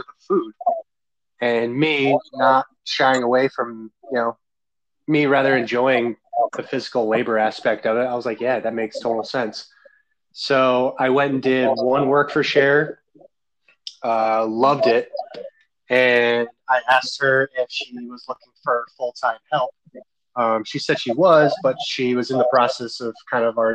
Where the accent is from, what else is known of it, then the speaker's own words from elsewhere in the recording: Albany, New York, United States; moved away as an adult; also born or lived in Framingham, Massachusetts; now in Massachusetts, United States; I was from Albany